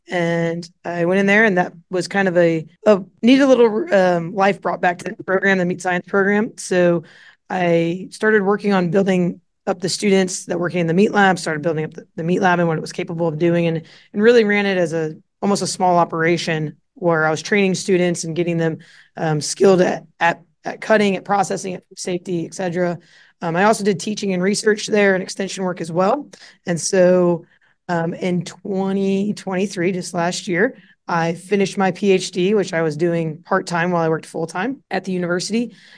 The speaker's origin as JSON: {"language": "English", "region": "Illinois", "country": "United States", "tie": "born or raised there", "said": "I grew up in Central Illinois, and I got into meat at a pretty young age through the 4-H and FFA meat judging circuit."}